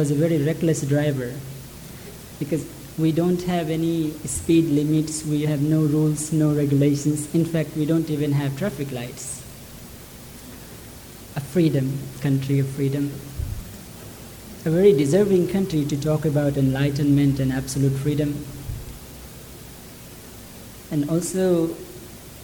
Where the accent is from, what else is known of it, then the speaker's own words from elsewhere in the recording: near Lumbini, Lumbini Province, Nepal; From childhood, I was born near Lumbini, where Buddha was born